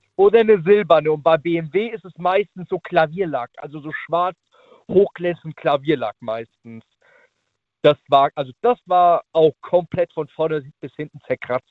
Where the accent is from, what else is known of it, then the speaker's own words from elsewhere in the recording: Naples, Campania, Italy; now in Riedstadt, Germany; Ich bin gebürtiger Italiener